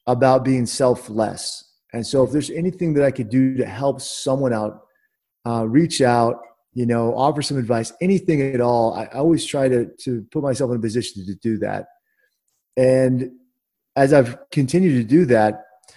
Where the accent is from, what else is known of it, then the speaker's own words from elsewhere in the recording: Washington, District of Columbia, United States; I'm from Washington, D.C.